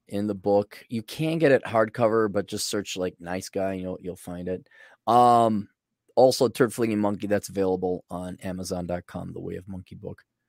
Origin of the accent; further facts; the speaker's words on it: Milwaukee, Wisconsin, United States; growing up in Milwaukee